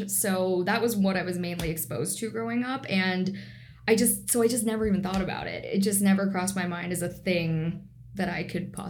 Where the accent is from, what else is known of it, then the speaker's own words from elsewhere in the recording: Northern Virginia, United States; moved away as an adult; also born or lived in Washington, D.C. / Charlottesville, Virginia; now in Seattle, United States; I moved here from Washington, D.C., and I'm originally from Northern Virginia in the suburbs of D.C., about 30 minutes outside.